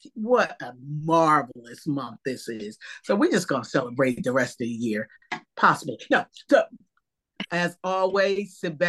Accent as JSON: {"language": "English", "region": "New Jersey", "country": "United States", "lives_now": "Silver Spring, United States", "said": "Oh, I'm in Silver Spring, Maryland. Okay. I'm from Jersey. I'm from Jersey originally."}